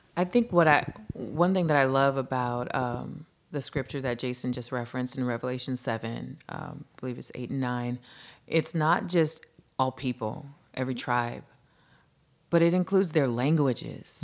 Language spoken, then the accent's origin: English; Lynwood, California, United States; I was born and raised in Linwood, California, which is, um, a neighboring city to Compton